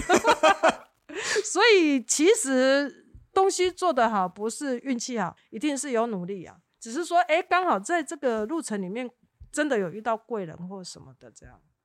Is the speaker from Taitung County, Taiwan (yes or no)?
yes; Taitung, Taitung County, Taiwan; moved away; 有一天我还是会回到台东，把这个优良的传统带回去给台东的小孩子